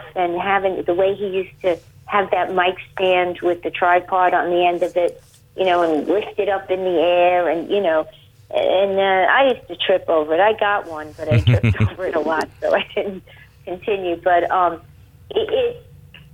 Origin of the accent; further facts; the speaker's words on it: United States; for me as an American